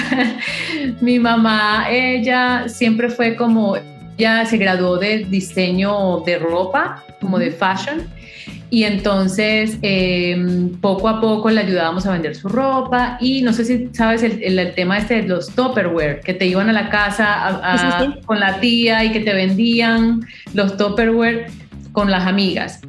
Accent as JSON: {"language": "Spanish", "country": "Colombia", "moved": "yes", "said": "soy colombiana, obviamente, con mis raíces así muy cafeteras"}